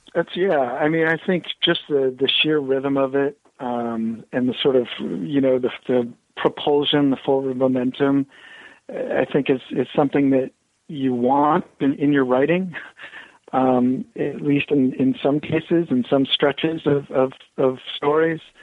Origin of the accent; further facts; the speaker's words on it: Bloomington, Indiana, United States; also born or lived in Ohio; now in New Hampshire, United States; I'm actually from the Midwest. Uh, originally born in Ohio, and then you know, my first conscious years were in uh, Bloomington, Indiana